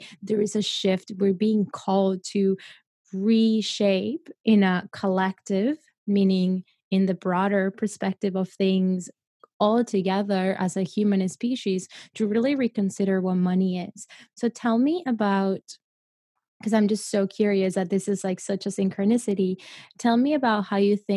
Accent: Colombia; I come from Colombia. I come from a place, from a third world country

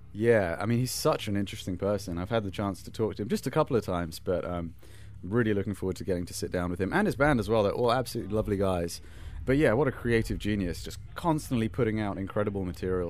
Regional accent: United Kingdom; as a Brit over here

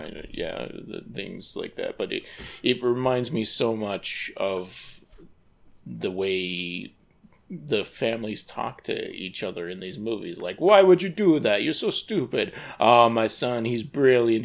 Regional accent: United States; as an American

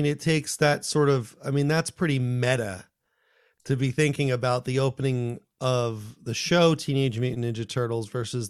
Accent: Paramus, New Jersey, United States; This is when I was growing up in Paramus.

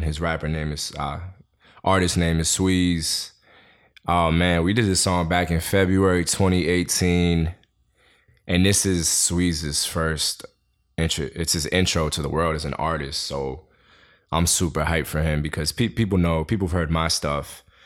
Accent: New York City, New York, United States; I was born and raised in Queens.

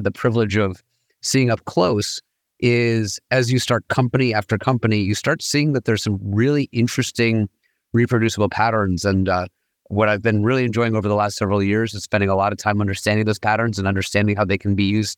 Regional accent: New York, United States; I grew up in New York, trained as an MD PhD from Harvard and MIT.

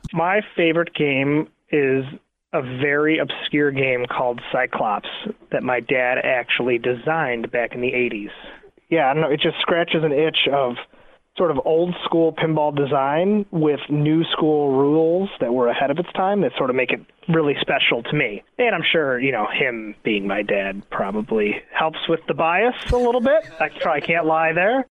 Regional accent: New York, United States; I was born in New York and we lived in a studio apartment

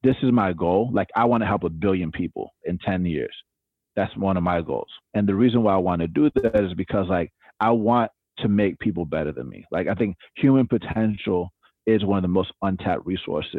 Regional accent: Atlanta, Georgia, United States; I grew up in Atlanta, Georgia

